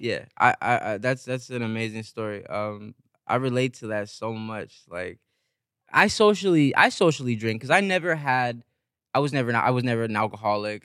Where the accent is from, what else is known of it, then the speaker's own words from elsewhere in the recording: San Bernardino, California, United States; also born or lived in Los Angeles; I grew up in San Bernardino, an hour away